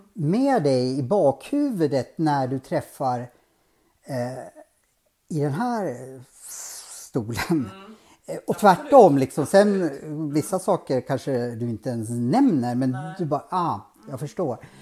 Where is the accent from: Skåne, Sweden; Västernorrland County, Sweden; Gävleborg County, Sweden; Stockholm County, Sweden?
Gävleborg County, Sweden; Norrsund; jag växte inte upp i Bergbö, jag växte upp i Norrsund